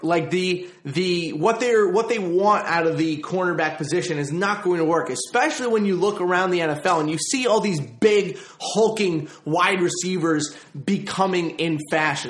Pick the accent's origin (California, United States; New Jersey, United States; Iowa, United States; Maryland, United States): Maryland, United States; Baltimore; I grew up in Baltimore